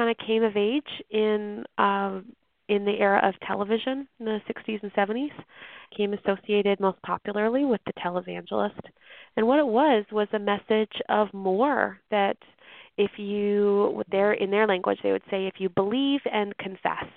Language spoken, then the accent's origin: English; middle of Canada, central Canada, Canada; moved away as an adult; now in North Carolina, United States; I'm Canadian, so this was not normally my bag. I'm from like the middle of Canada